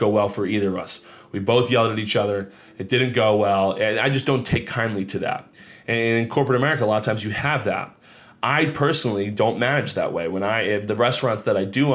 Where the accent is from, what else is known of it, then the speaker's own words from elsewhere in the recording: Monmouth County, New Jersey, United States; I grew up down here in Monmouth County, New Jersey